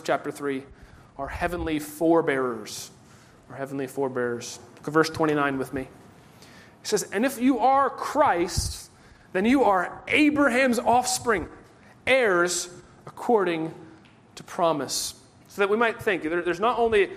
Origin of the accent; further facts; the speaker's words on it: United States; We are Americans.